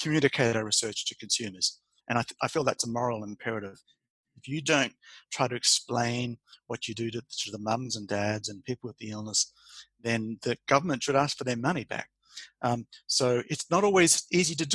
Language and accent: English; Australia; moved away as an adult; also born or lived in Queensland; now in Denmark; I'm the Australian